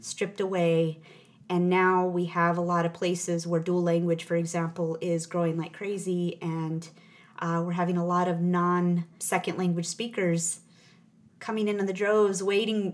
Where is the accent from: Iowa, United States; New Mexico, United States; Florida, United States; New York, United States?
New Mexico, United States; I'm I'm a native of New Mexico. Mm-hmm. I grew up there in a rural town